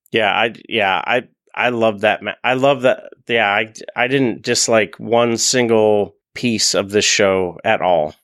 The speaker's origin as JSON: {"language": "English", "town": "Buffalo", "region": "New York", "country": "United States", "said": "I'm from Buffalo"}